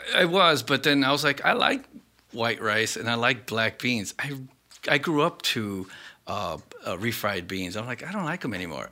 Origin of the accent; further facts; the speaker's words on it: Chicago, Illinois, United States; Growing up in Southside